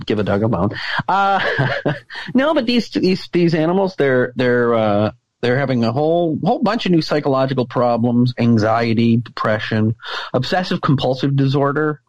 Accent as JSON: {"language": "English", "area": "the Berkshires", "region": "Massachusetts", "country": "United States", "tie": "born or raised there", "said": "my hometown in the Berkshires"}